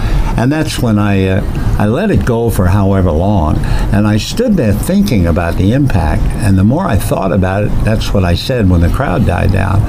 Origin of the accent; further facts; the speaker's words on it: New York, United States; when I was about 8 years old, growing up in New York